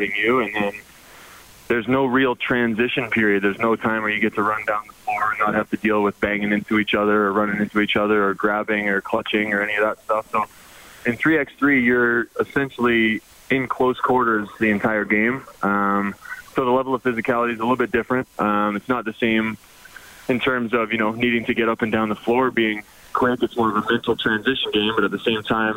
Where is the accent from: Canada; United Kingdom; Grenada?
Canada; Edmonton, Alberta; my hometown.